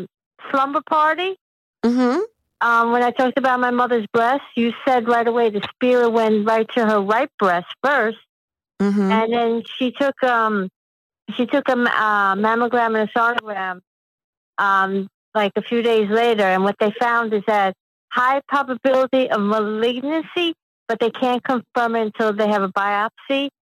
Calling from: Queens, New York, United States; I'm calling from Queens, New York.

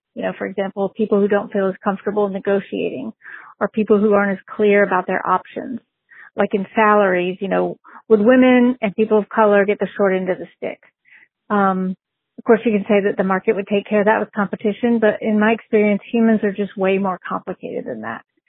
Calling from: Bay Area, California, United States; I'm calling from the Bay Area in California

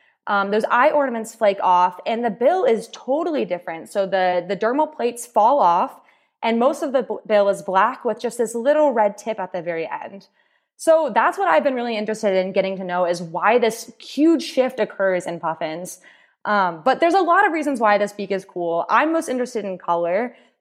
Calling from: St. John's, Newfoundland and Labrador, Canada; I'm joining from St. John's, Newfoundland

